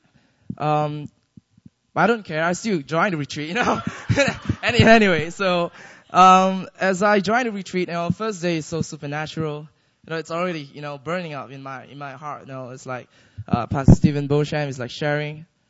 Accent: Malaysia; now in Seoul, South Korea; I'm from Malaysia.

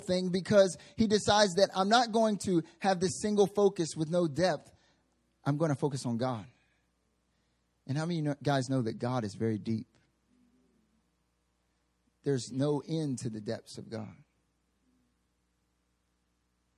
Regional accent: North Carolina, United States; moved away as an adult; now in Seoul, South Korea; I'm from the South, right? I'm from North Carolina, the southeastern United States.

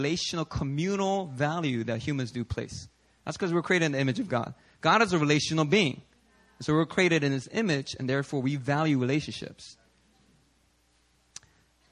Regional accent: Philadelphia, Pennsylvania, United States; when I was growing up in Philly

